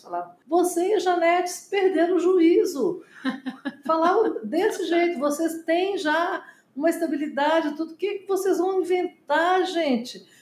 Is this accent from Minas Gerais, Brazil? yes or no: yes; Belo Horizonte, Minas Gerais, Brazil; moved away as an adult; also born or lived in Inhapim, Minas Gerais; now in Brasília, Brazil; eu nasci lá no interior, em Inhapim, Minas Gerais, e nós mudamos para Belo Horizonte logo depois